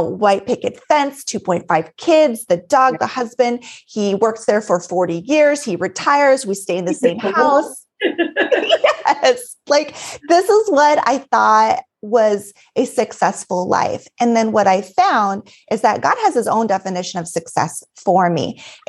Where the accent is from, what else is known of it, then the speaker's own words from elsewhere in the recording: Alaska, United States; also born or lived in Colorado / Texas; now in Minnesota, United States; so originally I'm from Alaska, born and raised in a small town in Alaska, and left, went to Colorado, came back to Alaska, Texas, now in Minnesota